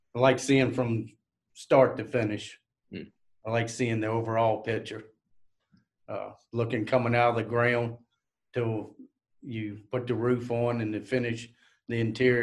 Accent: Orange County, Virginia, United States; I'm from Orange County

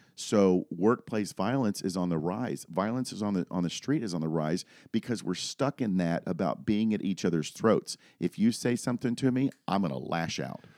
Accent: Daytona Beach, Florida, United States; moved away as an adult; now in Lynchburg, United States; born and raised in Daytona Beach, moved up here, uh, to Lynchburg, Virginia, uh, in two thousand seven

